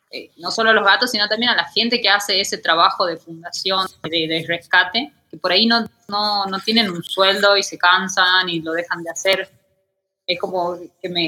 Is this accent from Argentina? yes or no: yes; Tucumán, Argentina; born or raised there; moved away as an adult; now in Mexico